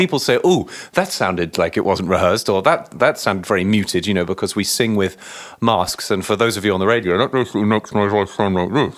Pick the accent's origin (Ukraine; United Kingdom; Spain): United Kingdom; Chelmsford, East of England; moved away as an adult; also born or lived in New York City; now in Cambridge, Massachusetts, United States; I grew up in the Anglican Church in a, in my cathedral in my local hometown in Chelmsford, just outside of London in Essex.